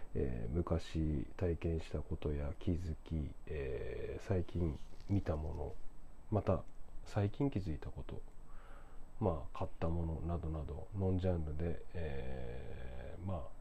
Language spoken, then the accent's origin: Japanese; Sendai, Miyagi, Japan; moved away as an adult; now in Tokyo, Japan; 僕仙台出身で地方出身者なんですけれども